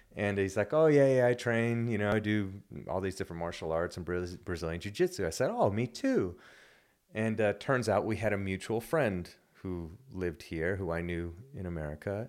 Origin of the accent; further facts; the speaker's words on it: United States; moved away as an adult; now in Wellington, New Zealand; I'm American